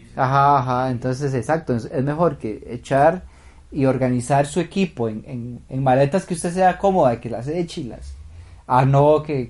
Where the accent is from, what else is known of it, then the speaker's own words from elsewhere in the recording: Heredia, Costa Rica; yo soy de Heredia